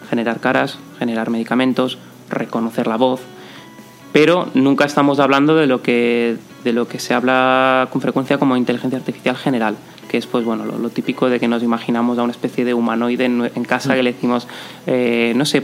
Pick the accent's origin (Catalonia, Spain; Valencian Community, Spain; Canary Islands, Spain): Valencian Community, Spain; Valencia; also born or lived in Italy; Yo soy valenciano, sí. Nacido y crecido. He estado en algún momento de mi vida fuera, de Erasmus, de promo, he, vivido también en Italia, pero sí, crecí y, nacido y crecido en Valencia.